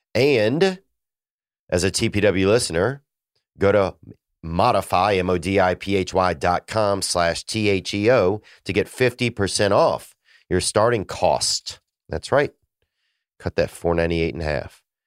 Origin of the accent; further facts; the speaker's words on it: Louisiana, United States; moved away; my family in Louisiana. Um, you know, I miss uh, I miss my hometown some